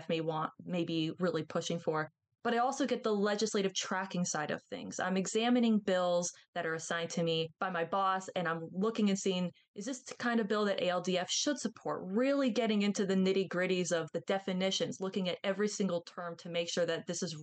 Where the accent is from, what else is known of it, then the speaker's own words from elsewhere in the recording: Florida, United States; moved away; I grew up in Florida near the beaches